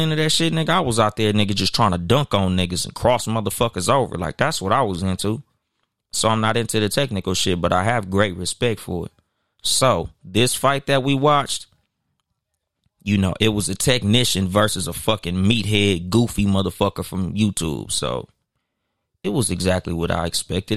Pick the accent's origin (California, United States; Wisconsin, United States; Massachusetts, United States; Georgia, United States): California, United States; Compton; I'm from Los Angeles County, California. Like I'm from Compton